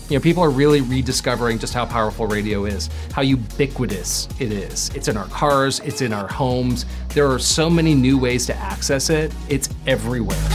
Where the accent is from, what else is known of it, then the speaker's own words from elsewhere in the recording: South Africa; Being South African, I'm, i know the situation and it's incredibly dire.